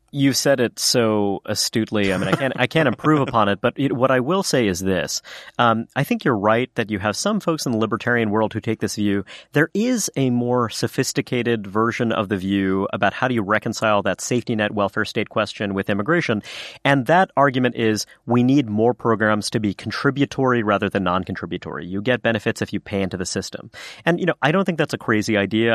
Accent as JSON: {"language": "English", "town": "New York City", "region": "New York", "country": "United States", "tie": "born or raised there", "said": "I am a son of immigrants, uh, you know, kind of born and raised in New York City"}